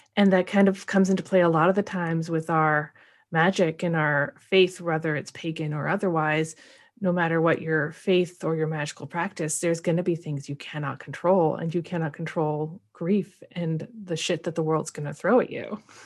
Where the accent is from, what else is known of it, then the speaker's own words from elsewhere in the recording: Portland, Oregon, United States; we're both from Portland